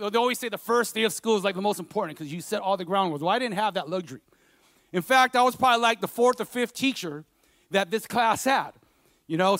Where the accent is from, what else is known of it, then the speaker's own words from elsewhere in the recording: Stockton, California, United States; I grew up in South Stockton